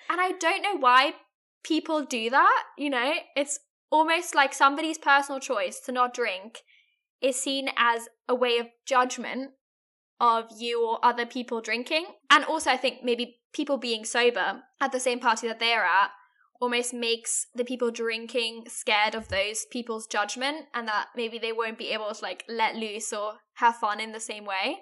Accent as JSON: {"language": "English", "country": "Germany", "said": "I'm from Germany"}